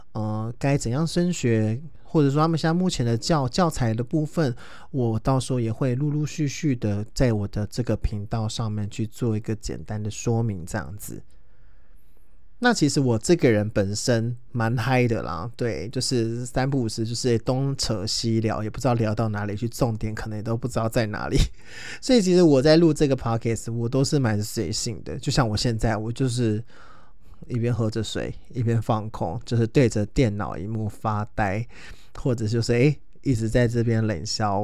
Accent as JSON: {"language": "Chinese", "region": "Taoyuan", "country": "Taiwan", "said": "我是桃园人，然后我住在桃园市"}